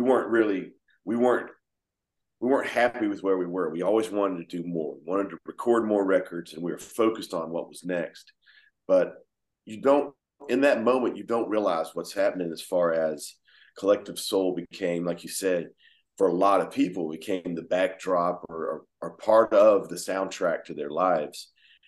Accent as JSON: {"language": "English", "region": "Georgia", "country": "United States", "said": "here we are from Georgia"}